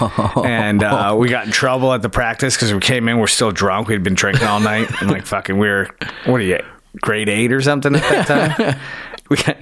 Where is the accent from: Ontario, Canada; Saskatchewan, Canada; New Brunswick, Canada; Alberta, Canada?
Ontario, Canada; Niagara-on-the-Lake; also born or lived in St. Catharines; when I grew up in Niagara Lake